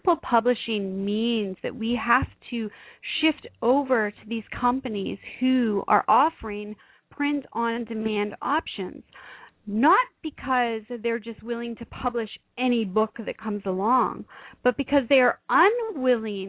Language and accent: English; Canada; I am a Canadian